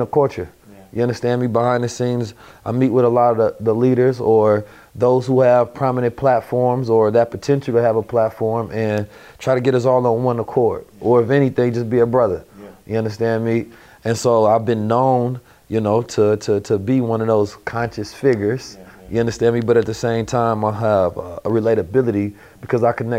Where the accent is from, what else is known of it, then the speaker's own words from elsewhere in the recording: Oakland, California, United States; also born or lived in St. Louis, Missouri; I'm from Oakland, California. I grew up in a Muslim household where I was taught at a very young age who I was, giving knowledge yourself. But I also grew up in the hood, you understand me, St. Louis and Oakland